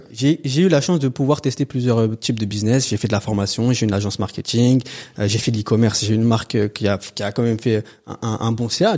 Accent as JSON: {"language": "French", "town": "Antony", "region": "Île-de-France", "country": "France", "tie": "born or raised there", "also_born_or_lived": "Châtenay-Malabry", "said": "J'ai grandi à Antony dans le 92."}